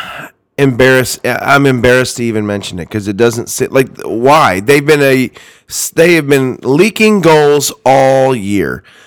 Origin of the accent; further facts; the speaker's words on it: Georgia, United States; moved away; I am from Georgia.